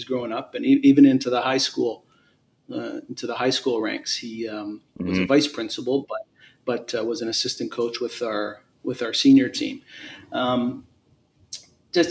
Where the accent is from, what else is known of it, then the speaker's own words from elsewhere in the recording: Hamilton, Ontario, Canada; I grew up in Stony Creek, which is like a smaller town, part of Hamilton